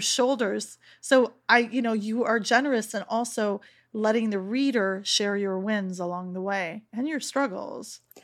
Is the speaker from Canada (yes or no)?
yes; Canada; I've born and raised in Canada